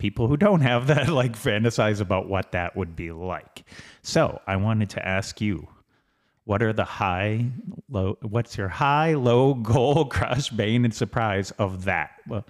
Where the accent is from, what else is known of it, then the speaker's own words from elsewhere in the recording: Boston, Massachusetts, United States; I grew up in Southie.